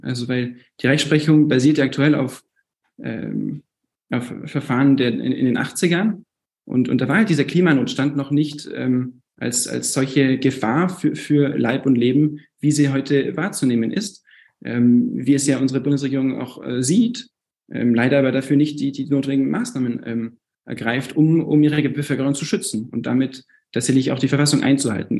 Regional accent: France; moved away as an adult; now in Munich, Germany; ich bin 24 und bin in München geboren. Ähm, meine Eltern waren zum Studium dort und wir sind dann nach Frankreich umgezogen. Ich bin deswegen zwei, zweisprachig aufgewachsen

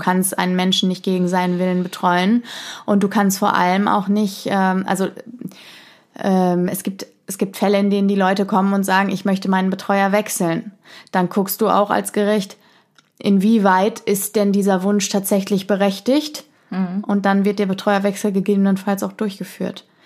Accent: Germany; bei uns in Deutschland

